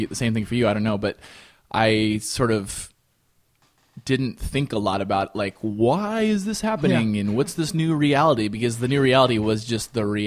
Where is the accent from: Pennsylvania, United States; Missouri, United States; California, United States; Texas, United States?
Missouri, United States; Kearney; also born or lived in Ames, Iowa / Gladstone, Missouri; moved to Kansas City, Gladstone specifically. This is, like, North Kansas City area.